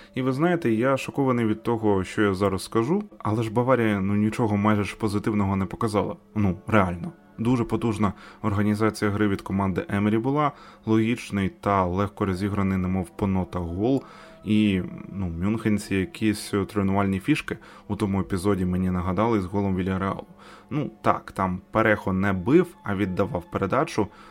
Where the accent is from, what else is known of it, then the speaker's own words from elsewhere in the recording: Ukraine; Ми з України.